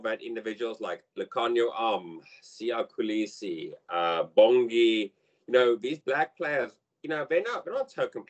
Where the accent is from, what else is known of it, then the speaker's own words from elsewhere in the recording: South Africa; as a South African fan, as a South African passionate Proteas fan